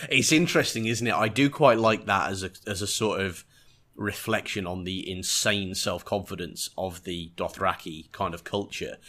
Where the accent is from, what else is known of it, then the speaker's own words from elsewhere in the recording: England, United Kingdom; being English